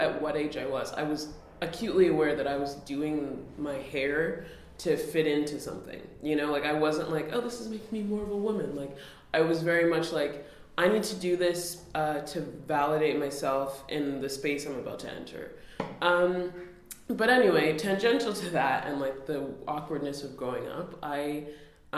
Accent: Nunavut, Canada; now in Toronto, Canada; I'm from Nunavut

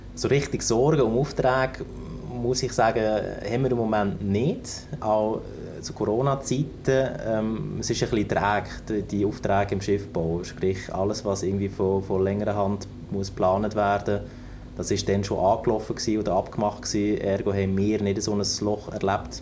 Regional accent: Germany; moved away as an adult; now in Lucerne, Switzerland; ich komme eben aus dem Norden. Ich bin, bin ein Nordmensch und eben auch in der Nähe von Hamburg aufgewachsen, an der Küste

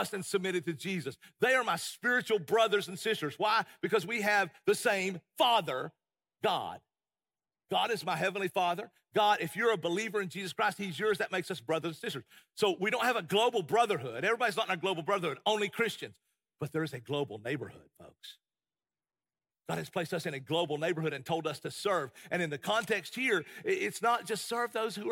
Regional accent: United States; as an American

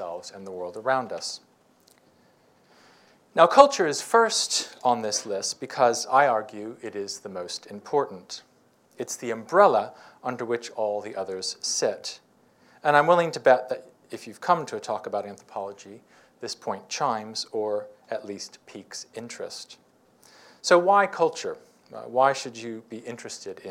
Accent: United States; moved away as an adult; I was coming from the United States

